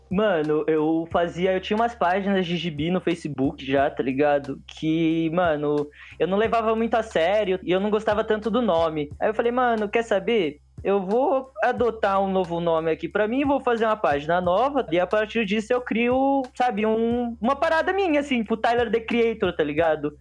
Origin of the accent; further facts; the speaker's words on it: São Vicente, São Paulo, Brazil; eu venho dos submundos de São Vicente, bem do submundo mesmo